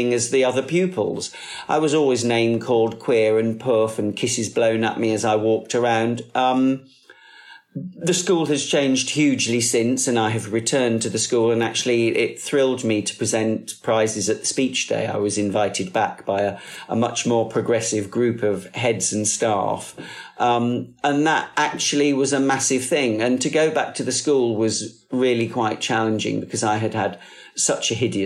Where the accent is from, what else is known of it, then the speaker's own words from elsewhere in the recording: Warwick, West Midlands, United Kingdom; I was born in Warwick, where my parents still live